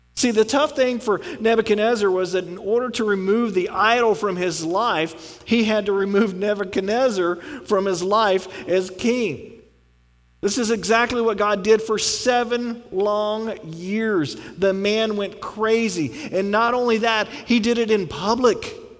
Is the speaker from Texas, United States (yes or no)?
yes; Texas, United States; I'm from Texas